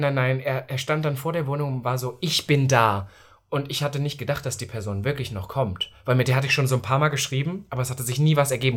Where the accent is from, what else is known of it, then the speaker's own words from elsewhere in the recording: East Germany, Germany; now in Berlin, Germany; ich komme aus Ostdeutschland